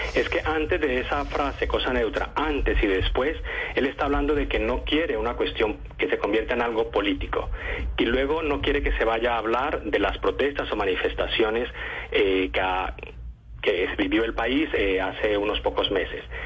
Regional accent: Colombia; now in Spain; yo como periodista colombiano

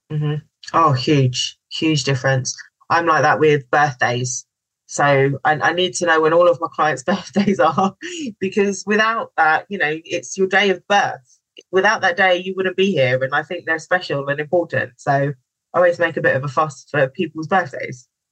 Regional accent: London, United Kingdom; moved away as an adult; also born or lived in Mallorca / Barbados; I'm from London

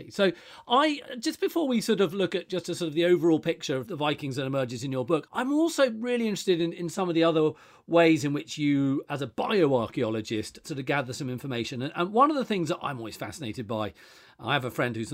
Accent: Buckinghamshire and Berkshire, South East England, United Kingdom; born or raised there; now in Wiltshire, United Kingdom

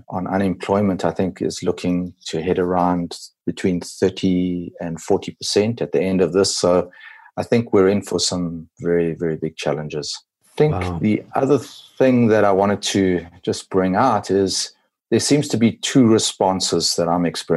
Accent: South Africa; also born or lived in KwaZulu-Natal Midlands; I'm a South African. I live in the country area of KwaZulu-Natal. We call it the Midlands

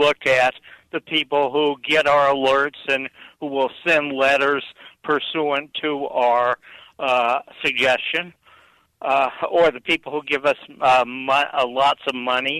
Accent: Kansas City, United States; I am from Kansas City.

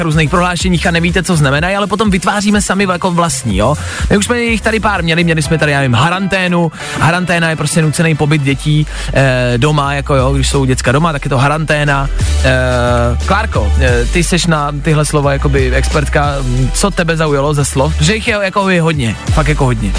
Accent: Czechia

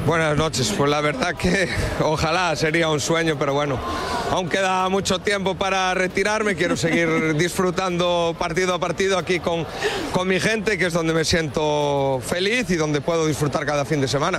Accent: Galicia, Spain; Yo me siento muy gallego

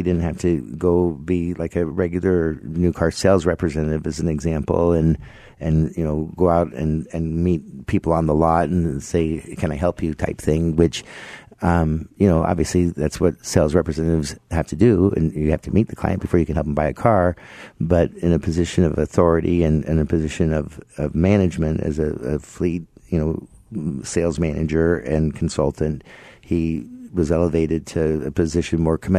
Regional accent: Las Vegas, Nevada, United States; now in Arizona, United States; I grew up in Las Vegas.

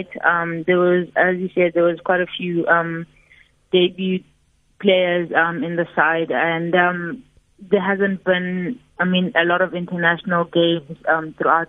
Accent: Pietersfontein, Mpumalanga, South Africa; moved away; also born or lived in Middelburg / Free State; So I'm originally from Pietersfontein. I grew up in Pietersfontein in Mpumalanga

